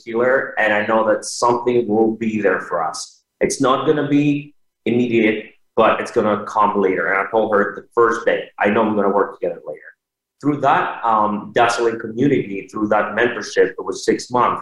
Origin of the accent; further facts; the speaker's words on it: Thessaloniki, Central Macedonia, Greece; moved away; I grew up in Thessaloniki, Greece